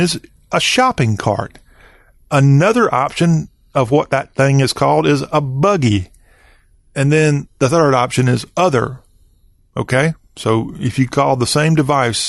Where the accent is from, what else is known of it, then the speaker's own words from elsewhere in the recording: the South, United States; Here in the South